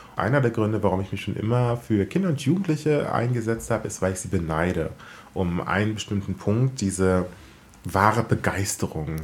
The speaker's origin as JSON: {"language": "German", "region": "Southern Brandenburg", "country": "Germany", "tie": "born or raised there", "said": "als äh, Teenager bin ich ja in Südbrandenburg groß geworden"}